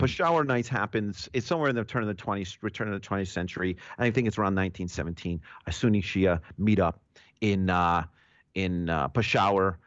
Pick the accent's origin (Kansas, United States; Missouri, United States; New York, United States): New York, United States; me being a New Yorker.